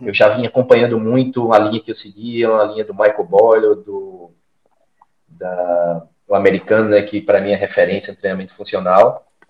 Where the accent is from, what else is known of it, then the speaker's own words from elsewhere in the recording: Maceió, Alagoas, Brazil; sou alagoano, sou de Maceió.